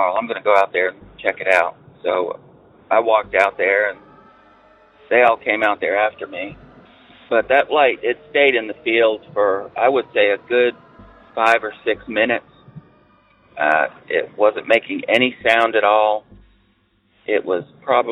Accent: New Hampshire, United States; now in North Carolina, United States; I grew up in northern New England, New Hampshire, a very small town near the Canadian border.

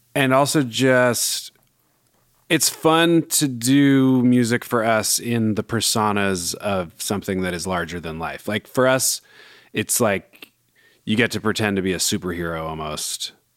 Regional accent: Bay Area, California, United States; growing up in the Bay

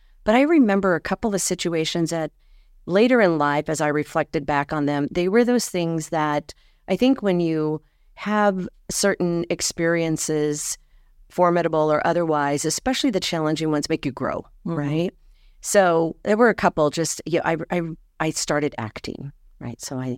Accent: Ignacio, Colorado, United States; So I hail from Ignacio, Colorado, which, like you said, in the southwestern corner

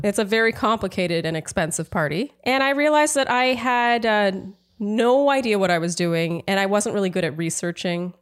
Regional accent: Canada; moved away as an adult; now in United States; I'm Canadian

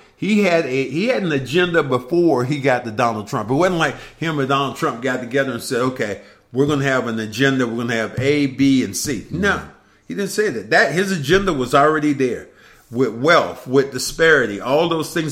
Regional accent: Kinston, North Carolina, United States; my hometown of Kinston, North Carolina.

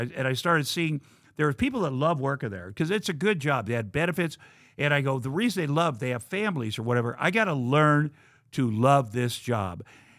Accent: Ottumwa, Iowa, United States; moved away as an adult; When I got out of high school in Ottumwa, Iowa, you know, it's a farming town.

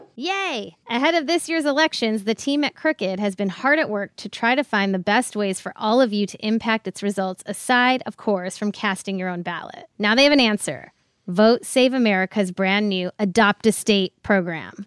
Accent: Ohio, United States; I'm from its less fancy next door neighbor, Ohio

